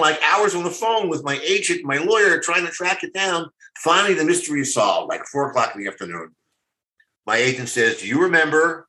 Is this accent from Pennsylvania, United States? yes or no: yes; Philadelphia, Pennsylvania, United States; moved away; Philadelphia. It was like my hometown